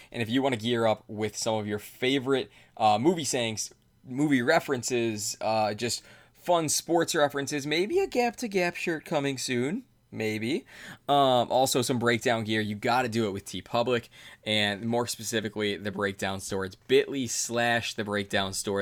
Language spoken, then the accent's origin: English; Cleveland, Ohio, United States; I'm an Indians fan. I'm from Cleveland.